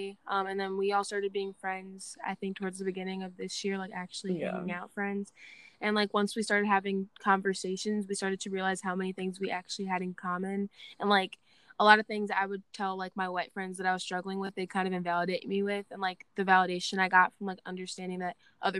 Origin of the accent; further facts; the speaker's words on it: Chicago suburbs, Illinois, United States; I'm also from the Chicago suburbs.